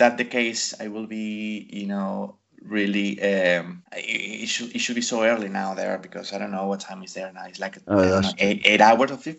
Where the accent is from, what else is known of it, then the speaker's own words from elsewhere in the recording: Venezuela; first language Spanish; English is a second language; moved away as an adult; also born or lived in Australia; I'm Venezuelan, man. And for those that are doesn't know where is Venezuela, is in South America, in the north or the south, just to say something. It's pretty much the Caribbean.